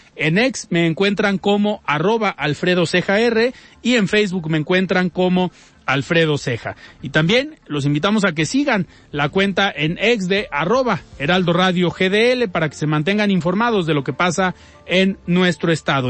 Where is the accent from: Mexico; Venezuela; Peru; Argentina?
Mexico; como buenos mexicanos